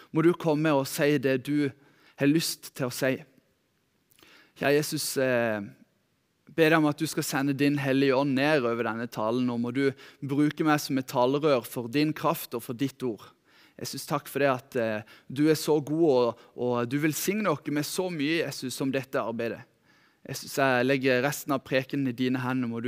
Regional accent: Lyngdal, Agder, Norway; Jeg er født og oppvokst her i Lyngdal. Eh, oppvokst her i Lyngdal misjonskirke

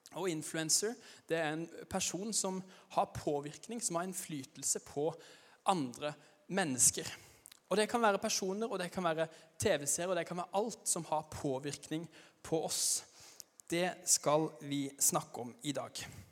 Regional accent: Arendal, Agder, Norway; accent: Arendal dialect (not very broad); Jeg kommer fra Arendal, men jeg er ikke noe godt forbilde når det gjelder arendalsdialekta, for den er ikke, den er ikke veldig brei

